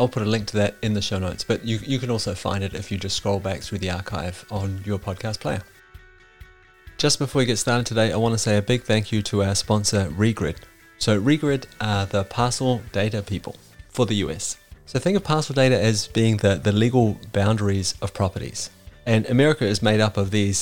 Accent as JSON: {"language": "English", "country": "New Zealand", "tie": "born or raised there", "said": "growing up in New Zealand"}